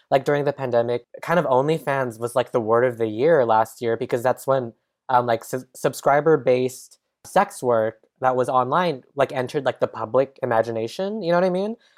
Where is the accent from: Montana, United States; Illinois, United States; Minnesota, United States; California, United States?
California, United States; San Jose; also born or lived in San Francisco; now in Los Angeles, United States; I'm from San Jose, California